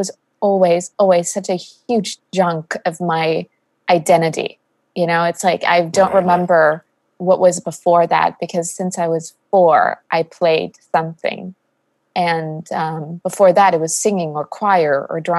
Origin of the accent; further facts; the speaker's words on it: Austria; moved away; I'm originally from Austria, so even further east than DC